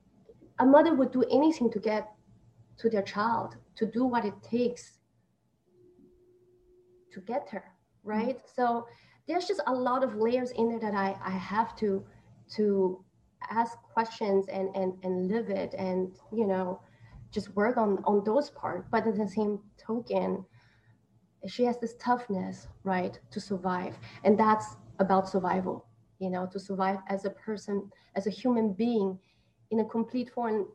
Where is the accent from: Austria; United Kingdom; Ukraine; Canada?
Austria; also born or lived in Taiwan; now in New York, United States; I was born in Taiwan, but I grew up in Austria. I'm in New York now.